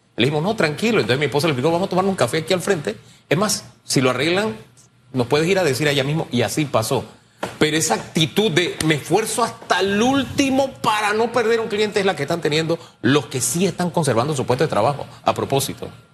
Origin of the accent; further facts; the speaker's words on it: Panama; yo soy de Tierra Saldas